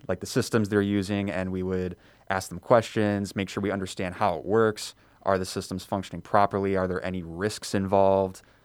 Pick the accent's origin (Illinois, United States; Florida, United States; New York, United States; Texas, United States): Illinois, United States; Elk Grove Village; I was born and raised in Elk Grove Village, so just in the northwest suburbs